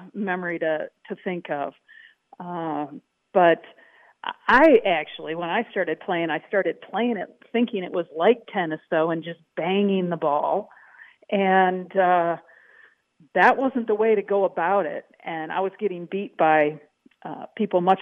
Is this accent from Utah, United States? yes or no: no; Madison, Wisconsin, United States; moved away as an adult; also born or lived in Texas; Growing up in Madison, Wisconsin, near the stadium, Camp Randall, I'm always a Badger at heart.